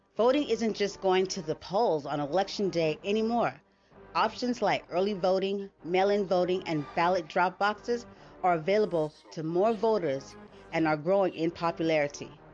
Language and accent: English; United States; as an American citizen